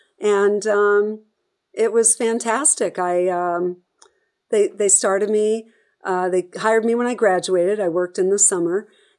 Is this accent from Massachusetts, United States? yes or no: yes; Boston, Massachusetts, United States; wherever we moved or growing up in Boston, I saw so much of what sports did for a city